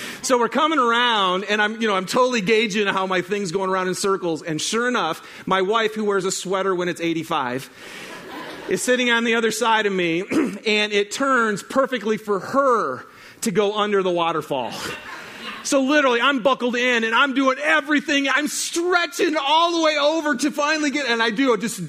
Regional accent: Michigan, United States; we were back in Michigan, my hometown. So that would be a state, my home state.

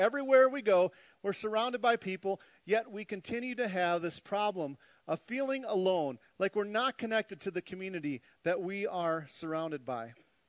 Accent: Minnesota, United States; Being 100% Norwegian from Viking blood and growing up in Minnesota, it was a pretty depressing week for me.

